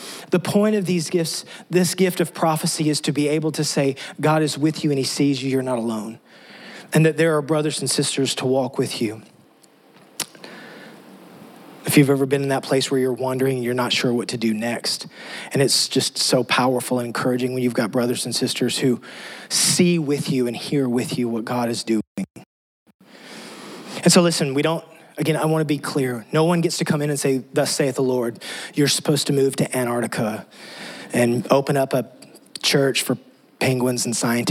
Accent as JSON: {"language": "English", "region": "West Texas", "country": "United States", "tie": "born or raised there", "moved": "as an adult", "lives_now": "Tennessee, United States", "said": "I grew up in West Texas"}